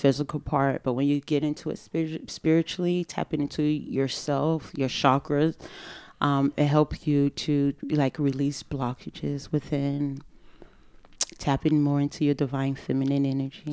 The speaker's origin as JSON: {"language": "English", "town": "Fort Lauderdale", "region": "Florida", "country": "United States", "tie": "born or raised there", "moved": "as an adult", "said": "I grew up in Fort Lauderdale, Florida, in a, you know, in a Haitian community, in a Haitian household."}